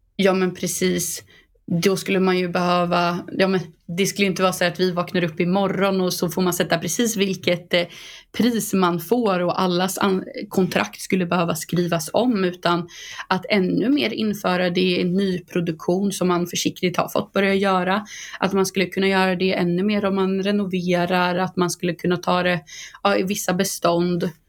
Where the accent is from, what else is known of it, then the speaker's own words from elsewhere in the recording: Boxholm, Östergötland, Sweden; bo inne på Storgatan i Boxholm där jag kommer ifrån